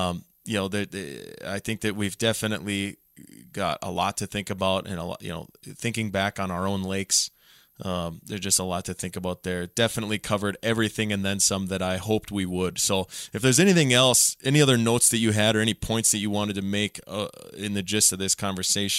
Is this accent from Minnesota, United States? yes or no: yes; Otter Tail County, Minnesota, United States; growing up in Otter Tail County